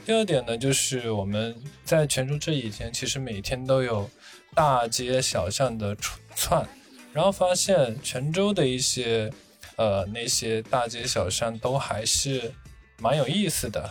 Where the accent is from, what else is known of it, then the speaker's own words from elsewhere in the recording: Northern Fujian, China; 我这种在明媚里长大的人